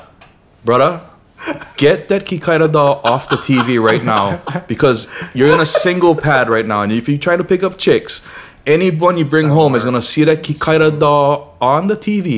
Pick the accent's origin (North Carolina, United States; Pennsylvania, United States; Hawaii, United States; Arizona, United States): Hawaii, United States; Pearl City; In Pearl City.